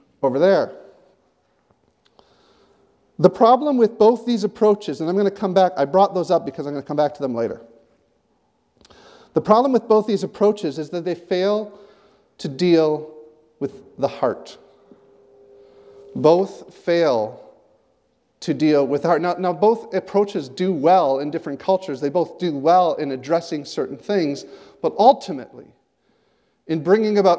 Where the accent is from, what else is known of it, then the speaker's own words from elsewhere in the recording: United States; now in Canada; As an American